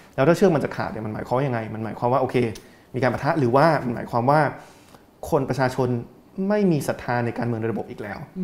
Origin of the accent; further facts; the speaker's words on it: Thailand; also born or lived in England; ตอนที่เราเติบโตในไทย